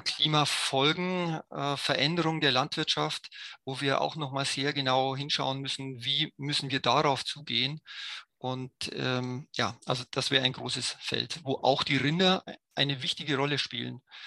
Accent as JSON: {"language": "German", "country": "Germany", "said": "als Deutsche"}